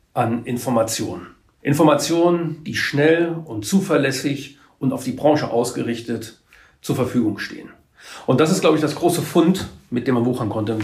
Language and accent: German; Trier, Rhineland-Palatinate, Germany; moved away as an adult; also born or lived in Hamburg; now in Mecklenburg-Vorpommern, Germany; ich bin eigentlich gebürtiger Trierer, bin auch in der Gegend um Trier aufgewachsen, habe auch dort mein Abitur gemacht